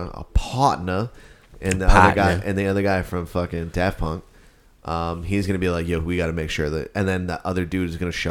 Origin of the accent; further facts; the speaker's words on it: New Jersey, United States; that just sounds like I'm from New Jersey.